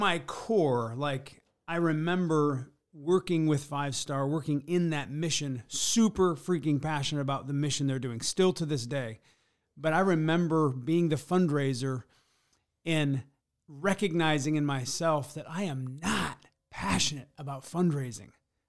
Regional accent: Pigeon, Michigan, United States; now in South Bend, United States; I'm not from here. I'm from the Thumb of Michigan, Pigeon, Michigan.

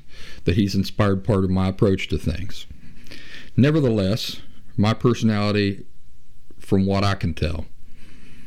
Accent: Appalachia, United States; I'm from Appalachia, the region where West Virginia, Kentucky, and southeastern Ohio all come together

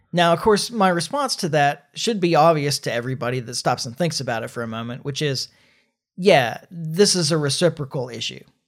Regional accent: United States; as an American

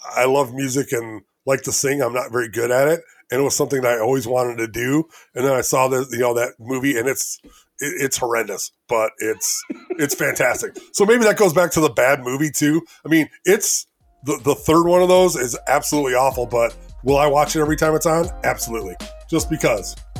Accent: Elgin, Illinois, United States; I'm from Elgin, Illinois

